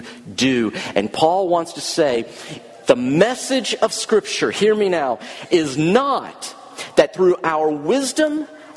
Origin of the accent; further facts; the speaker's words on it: the South, United States; since I'm from the South, I'm just a Southern boy